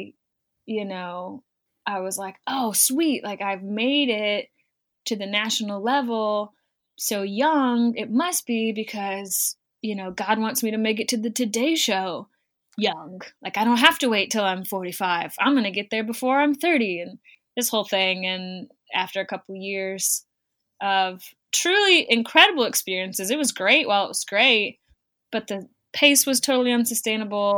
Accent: St. Louis, Missouri, United States; being from St. Louis, Missouri, outside of being a Midwestern

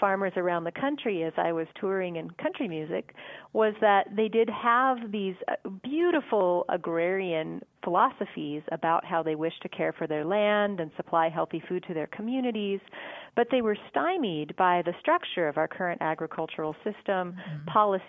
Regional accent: Montana, United States; moved away; also born or lived in Massachusetts; Born and raised in Montana.

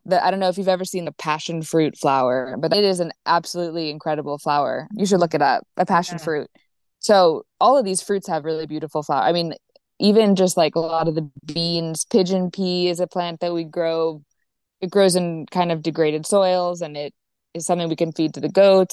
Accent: Virginia, United States; moved away as an adult; now in Olon, Ecuador; I'm from Virginia

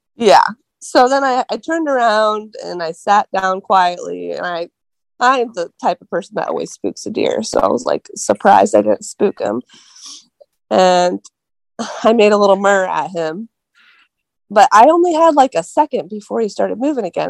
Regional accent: Columbus, Ohio, United States; moved away as an adult; now in Wellington, United States; I grew up in the Columbus area, but now I live in Wellington, Ohio

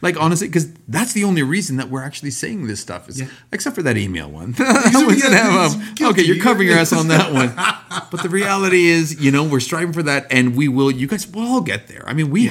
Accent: Canada; Because we are from Canada.

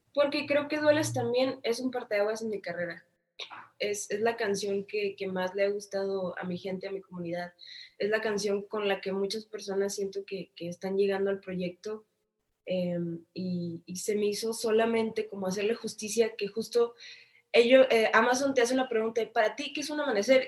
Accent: Tijuana, Baja California, Mexico; Yo soy de Tijuana

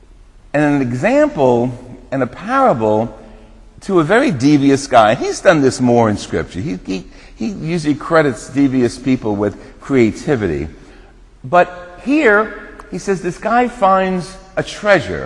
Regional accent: New Jersey, United States; When I was growing up in New Jersey, we used to have a bungalow down the Jersey Shore.

